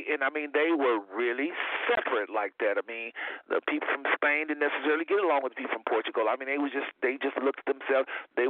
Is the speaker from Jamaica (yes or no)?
yes; Jamaica; I'm from Jamaica, though, from the Caribbean.